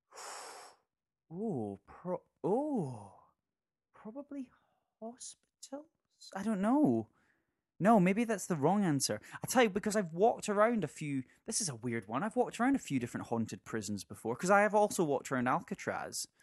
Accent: Scotland, United Kingdom; we're Scottish

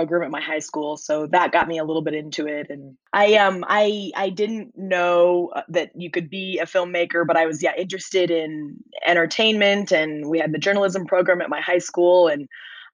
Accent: Nebraska, United States; moved away as an adult; also born or lived in New York; I grew up in Nebraska

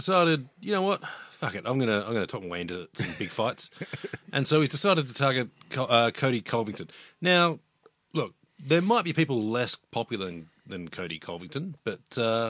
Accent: Australia

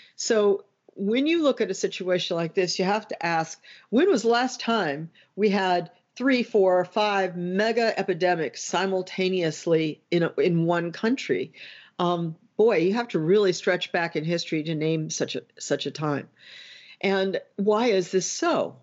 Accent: United States; as an American

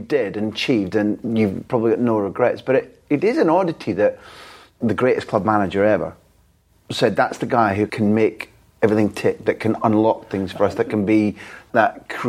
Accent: Scotland, United Kingdom; as a Scot

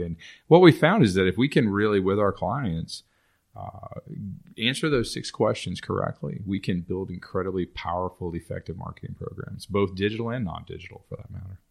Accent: Texas, United States; moved away as an adult; also born or lived in Dallas; now in New Orleans, United States; I grew up in Texas

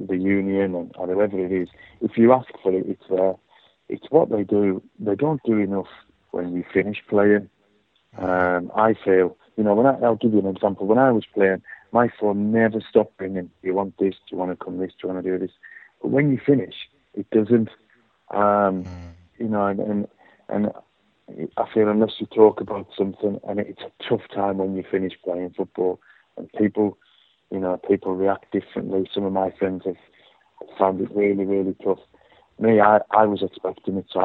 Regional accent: Whitehaven, North West England, United Kingdom; born or raised there; moved away; also born or lived in Newcastle / Hull / London / Blackpool

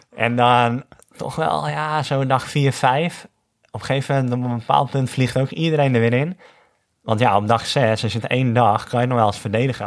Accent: North Holland, Netherlands; als Noord-Hollander

